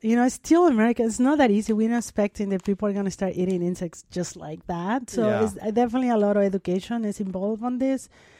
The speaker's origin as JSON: {"language": "English", "region": "Mexico City", "country": "Mexico", "tie": "born or raised there", "second_language": "English"}